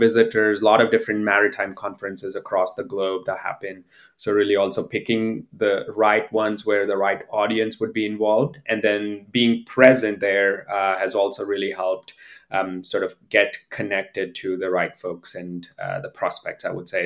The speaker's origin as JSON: {"language": "English", "country": "India", "also_born_or_lived": "Pittsburgh, United States", "moved": "as an adult", "said": "I'm originally from India."}